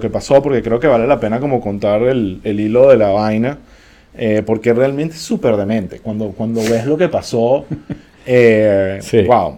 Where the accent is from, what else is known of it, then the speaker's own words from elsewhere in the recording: Venezuela; como venezolano